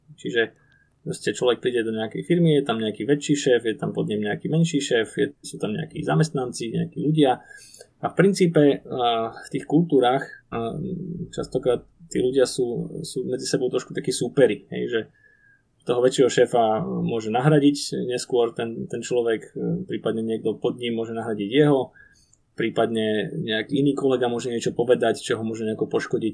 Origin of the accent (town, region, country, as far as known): Slovakia